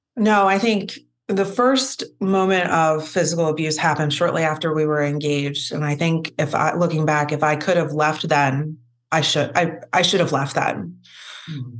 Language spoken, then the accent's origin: English; Philadelphia, Pennsylvania, United States; I'm from Philly